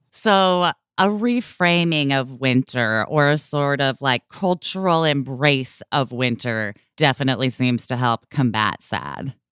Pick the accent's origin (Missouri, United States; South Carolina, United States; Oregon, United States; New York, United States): Oregon, United States; Portland; growing up in Portland, Oregon